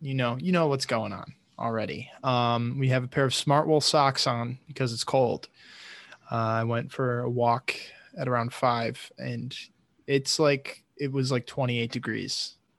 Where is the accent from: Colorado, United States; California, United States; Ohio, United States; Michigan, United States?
Michigan, United States; I think it comes from the territory of growing up in Michigan. Like, it's freezing cold, like, 8 months out of the year, so.